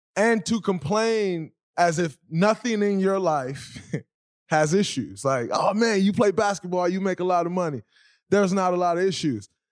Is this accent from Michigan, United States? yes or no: yes; Saginaw, Michigan, United States; I'm from Saginaw, Michigan